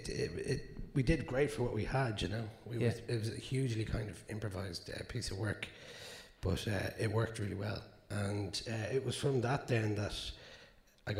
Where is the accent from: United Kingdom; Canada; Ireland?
Ireland; Dublin, Leinster; I'm from South Dublin